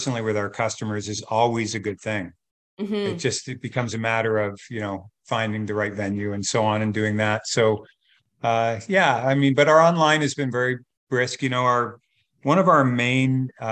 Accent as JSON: {"language": "English", "town": "Burlington", "region": "Ontario", "country": "Canada", "said": "we're from Burlington"}